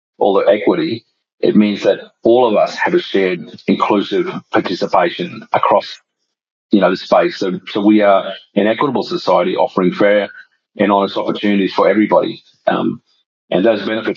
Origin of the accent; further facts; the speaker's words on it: Australia; also born or lived in Larrakia Nation land (Darwin area); I'm from the Kalkaroon and Wainia Nation, and as an Indigenous man, I grew up experiencing this problem